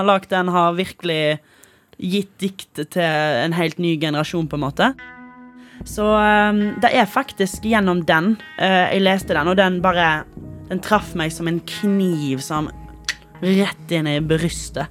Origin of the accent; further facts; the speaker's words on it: Stord, Vestland, Norway; accent: Stord dialect; som man skal egentlig si på stordialekt